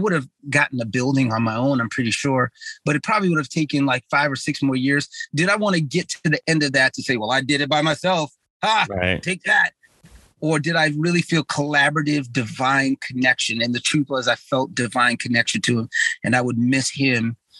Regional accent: New York City, New York, United States; I'm from the Bronx

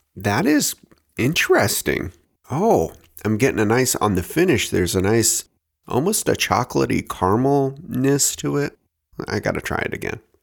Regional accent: Oregon, United States; my home state of Oregon

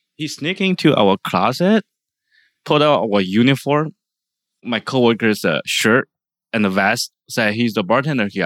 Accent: China; now in San Francisco, United States; I'm from China.

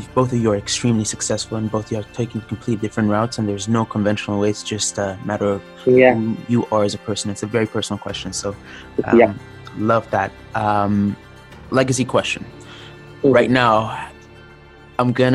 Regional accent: Cairo, Cairo Governorate, Egypt; now in Toronto, Canada; I grew up in Cairo.

